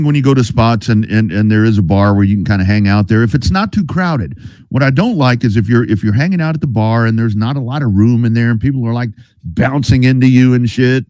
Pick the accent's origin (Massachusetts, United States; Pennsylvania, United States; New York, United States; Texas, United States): Texas, United States; Lockhart; I'm from the barbecue capital of Texas. I'm from Lockhart